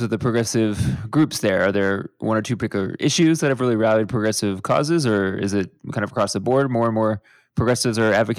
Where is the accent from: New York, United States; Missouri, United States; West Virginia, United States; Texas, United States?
Texas, United States; Houston; You know, I'm actually from Houston, so I spent a decent amount of time in San Antonio